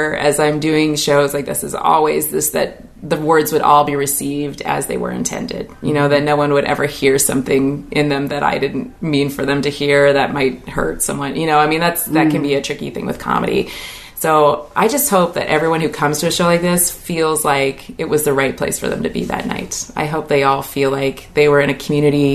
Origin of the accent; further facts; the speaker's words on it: Puyallup, Washington, United States; I grew up in Puyallup.